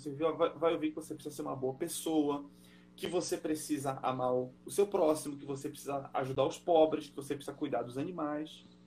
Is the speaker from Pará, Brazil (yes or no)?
yes; Belém, Pará, Brazil; moved away as an adult; now in Germany; eu nasci em Belém do Pará, sabe? Eu me criei, eu me criei tomando açaí com peixe frito